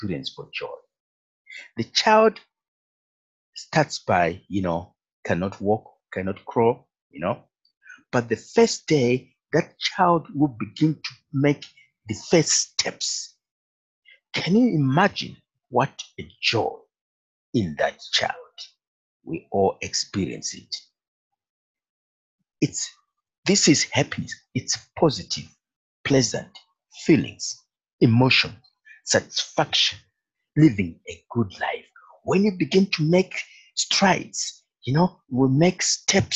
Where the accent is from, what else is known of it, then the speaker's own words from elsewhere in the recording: Zambia; moved away; also born or lived in Zimbabwe; I was born in Africa. Actually born in Zimbabwe. I'm in Zimbabwe. Later, we went to live in Zambia. My parents moved to Zambia. And I went to school there